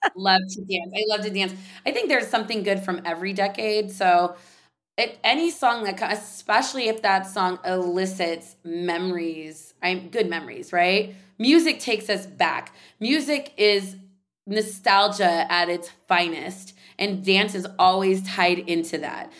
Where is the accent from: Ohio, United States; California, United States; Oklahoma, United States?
California, United States; San Jose; I grew up in San Jose, California